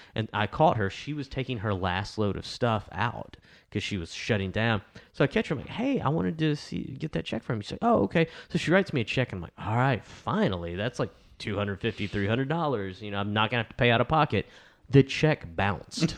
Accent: El Dorado, Arkansas, United States; El Dorado, which is my hometown

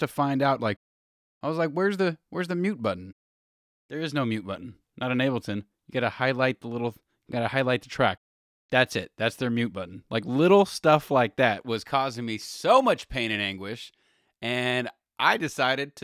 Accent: Los Angeles, California, United States; I'm born and raised in LA too

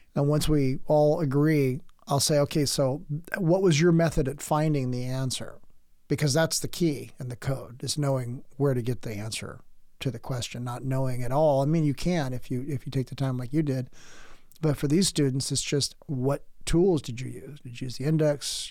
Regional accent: San Diego, California, United States; moved away as an adult; now in Oregon, United States; By the time I got out of the military and came to Oregon, because uh, I'm from San Diego

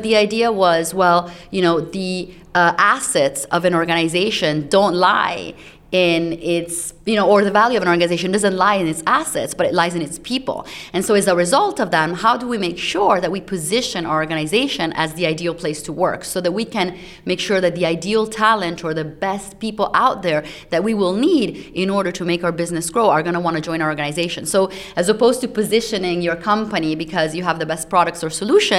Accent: Italy; moved away; also born or lived in United States; I grew up in Italy

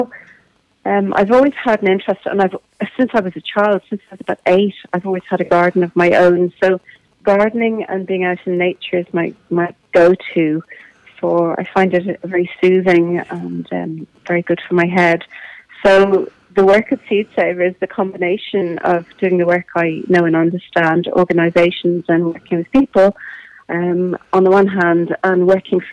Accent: Bray, Leinster, Ireland; also born or lived in Kilmacurry, Wicklow / East Clare; I'm from Wicklow. I've spent most of my life in Bray

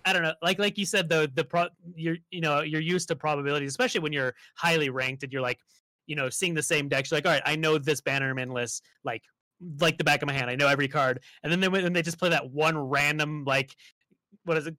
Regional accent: Las Vegas, Nevada, United States; I grew up in Las Vegas

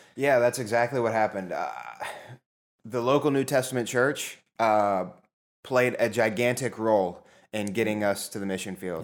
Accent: Zanesville, Ohio, United States; I grew up in Zanesville, Ohio

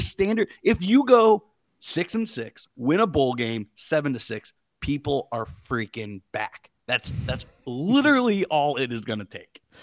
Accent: Pittsburgh, Pennsylvania, United States; moved away as an adult; also born or lived in Bloomington, Indiana; I'm from Pittsburgh. Uh, I grew up a Pitt fan

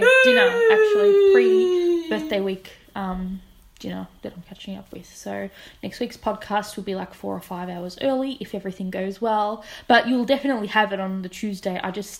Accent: Keilor, Victoria, Australia; I'm a Keilor kid at heart, man. I know about the western suburbs. I'm from Keilor. My family is one of the old school original families from Keilor Village.

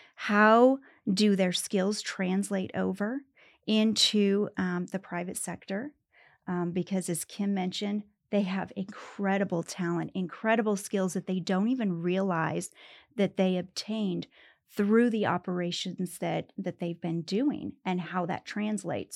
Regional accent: Pueblo, Colorado, United States; moved away as an adult; also born or lived in Greeley, Colorado; now in Denver, United States; I was raised in Pueblo

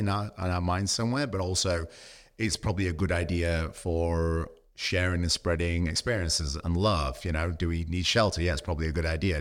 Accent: United Kingdom; now in Australia; being British

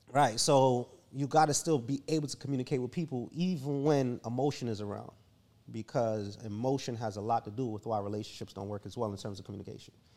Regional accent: Jamaica; I was raised in Jamaica

